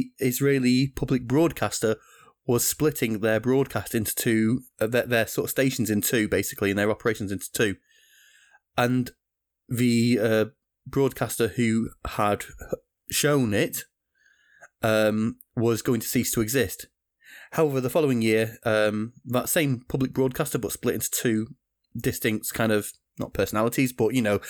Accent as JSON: {"language": "English", "country": "United Kingdom", "said": "my home country, the UK"}